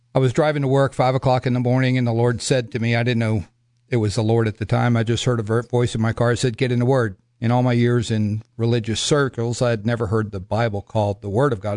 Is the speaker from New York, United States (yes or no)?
no; Miami, Florida, United States; moved away; also born or lived in Broken Arrow, Oklahoma / Scott City, Kansas; I come from Miami, Florida.